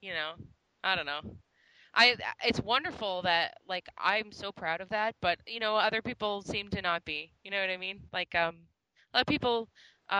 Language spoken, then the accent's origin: English; Canada; we came from Canada. We're not American